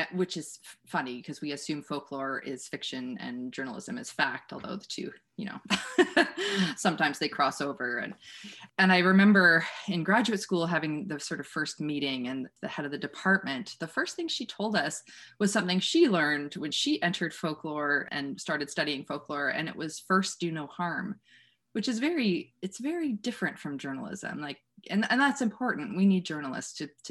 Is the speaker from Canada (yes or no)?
yes; Wellesley, Ontario, Canada; moved away; also born or lived in Waterloo, Ontario; I grew up in Wellesley, in the small town in Waterloo region.